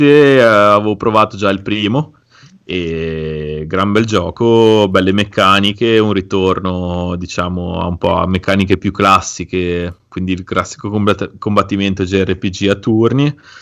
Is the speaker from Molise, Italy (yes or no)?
no; Liguria, Italy; sono ligure